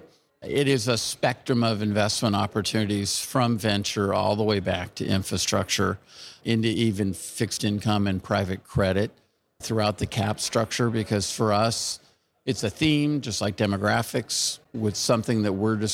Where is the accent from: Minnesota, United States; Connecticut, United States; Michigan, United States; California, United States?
California, United States; I'm from California